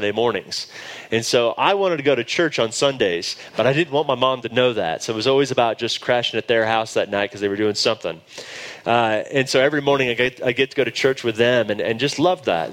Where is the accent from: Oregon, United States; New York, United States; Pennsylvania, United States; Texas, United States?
Texas, United States; Dallas; accent: drawl; moved away as an adult; now in Denver, United States; I grew up in Dallas, Texas. You will hear my drawl